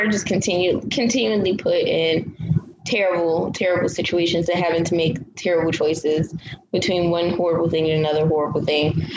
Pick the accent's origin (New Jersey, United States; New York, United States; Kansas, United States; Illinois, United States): New Jersey, United States; East Orange; also born or lived in Newark, New Jersey; now in Florida, United States; So I was born in New Jersey. I lived in Newark I lived in the East Orange area for most of my life.